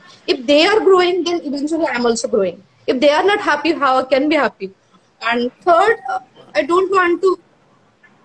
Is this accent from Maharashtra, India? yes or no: no; Odisha, India; I'm from Orisha.